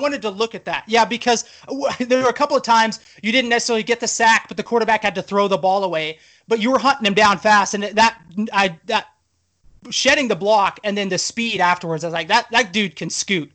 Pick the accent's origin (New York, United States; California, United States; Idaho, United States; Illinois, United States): Idaho, United States; Tyler and I come from Idaho